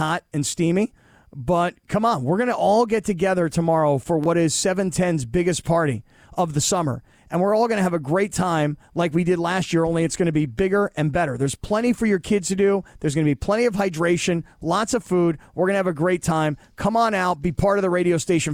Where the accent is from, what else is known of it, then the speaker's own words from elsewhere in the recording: East Coast, United States; now in Los Angeles, United States; I grew up on the East Coast